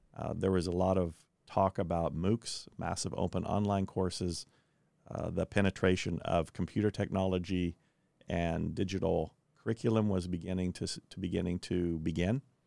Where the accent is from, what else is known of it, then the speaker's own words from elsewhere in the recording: Kansas, United States; also born or lived in Belgium / Chicago, Illinois; now in Indianapolis, United States; I grew up in Kansas, spent three years living in Belgium in Europe, and then went to graduate school at University of Chicago.